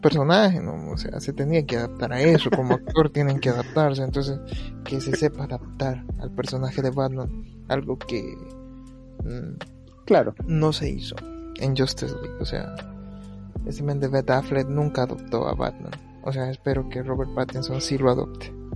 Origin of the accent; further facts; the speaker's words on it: El Salvador; nosotros somos del El Salvador